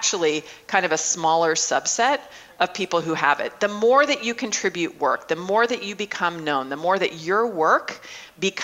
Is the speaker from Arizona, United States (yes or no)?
yes; Mesa, Arizona, United States; I just opened up a startup incubator right downtown in Mesa, my hometown